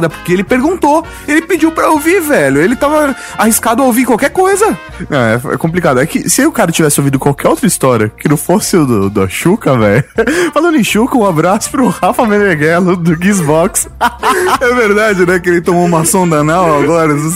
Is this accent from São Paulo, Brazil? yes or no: yes; São Paulo, Brazil; Sou de Sampa e trabalho como acupunturista.